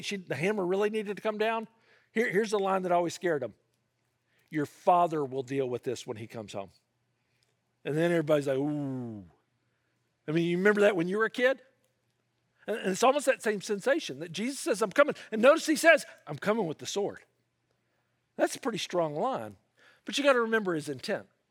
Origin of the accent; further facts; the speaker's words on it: the South, United States; I grew up in the South